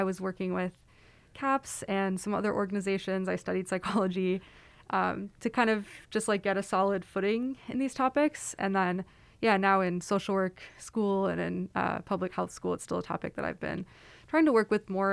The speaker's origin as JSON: {"language": "English", "area": "Silicon Valley", "region": "California", "country": "United States", "tie": "born or raised there", "moved": "yes", "said": "I am from Silicon Valley"}